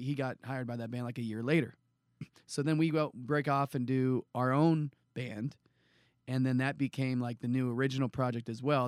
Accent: San Jose, California, United States; I grew up in San Jose, California

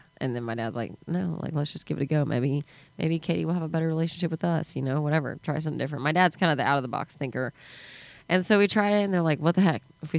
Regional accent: New Braunfels, Texas, United States; moved away; I grew up in New Braunfels in between San Antonio and Austin, and now it's such a hot spot.

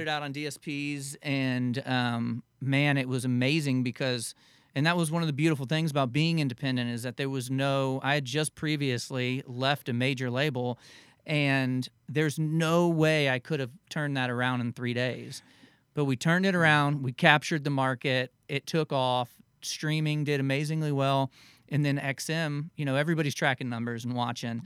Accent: the Florida Keys and South Florida, United States; I grew up in the Keys and down in South Florida

